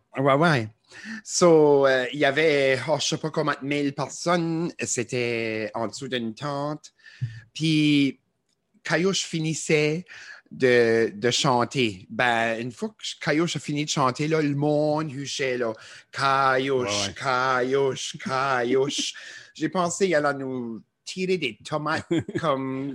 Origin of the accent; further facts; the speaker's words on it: New Brunswick, Canada; accent: Acadian; Chiac; ils aiment notre accent acadien